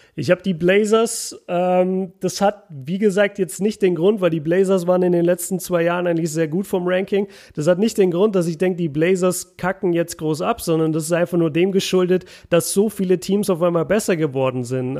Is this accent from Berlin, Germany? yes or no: no; Nuremberg, Bavaria, Germany; bei uns in Nürnberg sagt man kupft wie Duft.